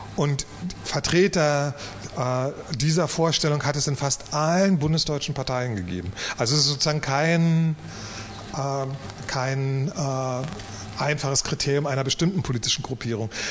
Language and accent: German; East Germany, Germany; als Ostdeutscher